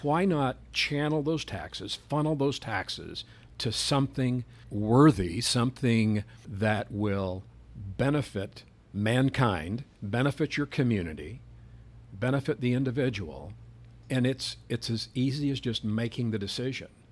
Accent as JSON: {"language": "English", "town": "Phoenix", "region": "Arizona", "country": "United States", "tie": "born or raised there", "said": "I grew up in Phoenix, uh, as a child, back in the, uh, fifties"}